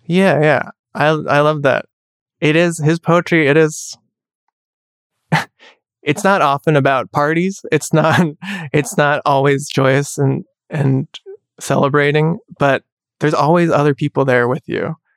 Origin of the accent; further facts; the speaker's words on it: United States; I'm Chinese American